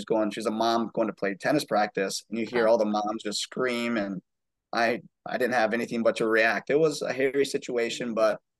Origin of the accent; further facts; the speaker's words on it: Muskegon, Michigan, United States; moved away as an adult; now in Charleston, United States; I'm originally actually from West Michigan in a town called Muskegon, which is just outside of Grand Rapids